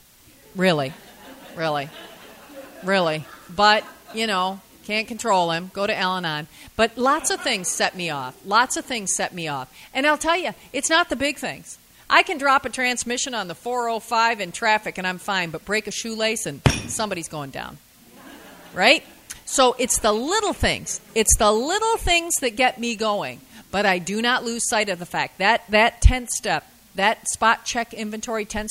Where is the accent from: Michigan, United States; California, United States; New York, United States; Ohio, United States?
Michigan, United States; Lansing; I'm from Lansing, Michigan